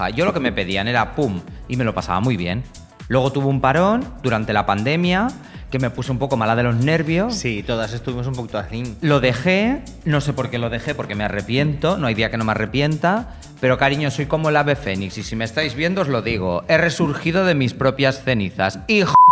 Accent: Granada, Andalusia, Spain; curanderos o curanderas de toda la zona de donde yo soy, de Granada?

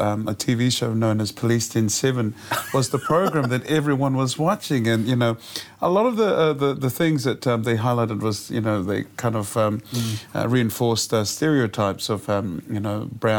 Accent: Auckland, New Zealand; I grew up in South Auckland, and I went to a private school.

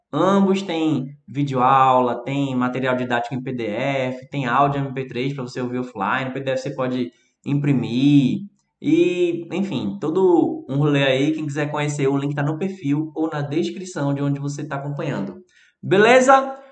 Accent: Recife, Pernambuco, Brazil; accent: Recife; meu sotaque aqui do Recife

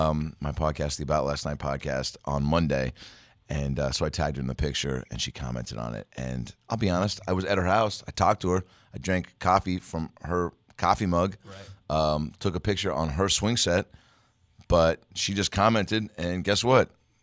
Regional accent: Lake Forest Park, Washington, United States; born or raised there

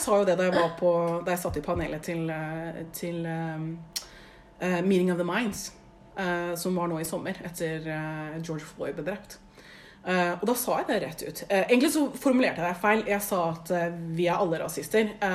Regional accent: Oslo, Norway; født og oppvokst i Oslo, vokst opp på liksom, den mest multikulturelle

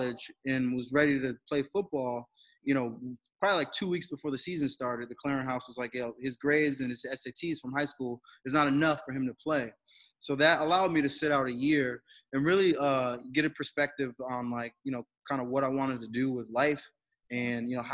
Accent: Bridgeport, Connecticut, United States; moved away as an adult; also born or lived in Naugatuck, Connecticut; now in Worcester, United States; I grew up in Connecticut

